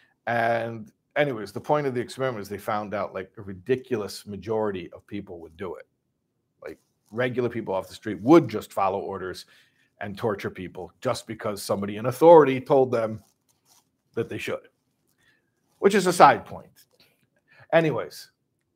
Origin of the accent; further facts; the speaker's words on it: Chicago, Illinois, United States; I'm from Chicago